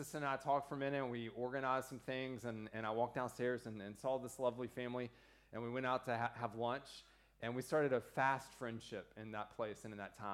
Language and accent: English; United States; I'm the second American in 2 weeks